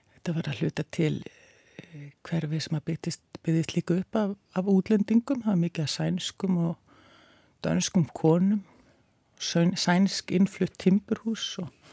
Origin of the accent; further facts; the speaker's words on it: Reykjavík, Capital Region, Iceland; ég ólst upp í Vógakverfi